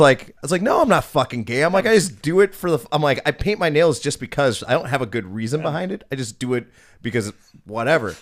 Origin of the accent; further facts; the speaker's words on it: Oak Creek, Wisconsin, United States; growing up in Oak Creek, we had a T V production studio